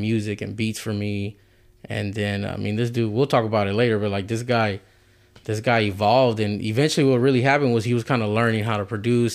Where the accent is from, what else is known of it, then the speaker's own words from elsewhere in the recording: Houston, Texas, United States; I'm from the South Side, too